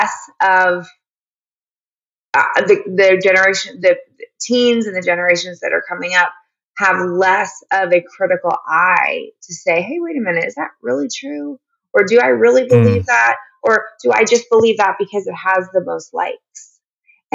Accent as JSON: {"language": "English", "town": "Dallas", "region": "Texas", "country": "United States", "said": "I'm from Dallas, Texas"}